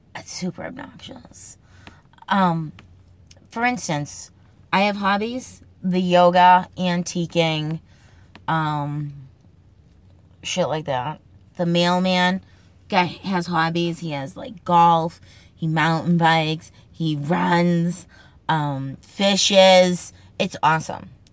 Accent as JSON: {"language": "English", "town": "Boston", "region": "Massachusetts", "country": "United States", "accent": "Boston accent", "said": "the Boston accent, the Massachusetts accent, my regional accent"}